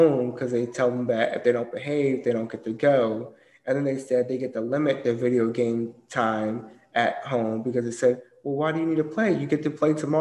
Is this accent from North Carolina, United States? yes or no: yes; Durham, North Carolina, United States; also born or lived in Germany; I grew up here, and I grew up in Durham, North Carolina